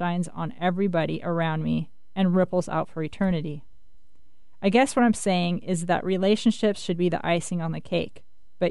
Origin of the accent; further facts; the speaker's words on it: Winthrop, Washington, United States; I grew up again in the Cascade Mountains in a town called Winthrop